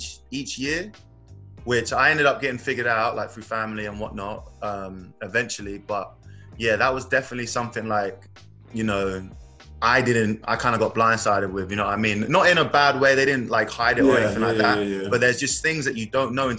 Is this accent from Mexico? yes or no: no; Milton Keynes, South East England, United Kingdom; moved away as an adult; also born or lived in South Dakota; From Milton Keynes, England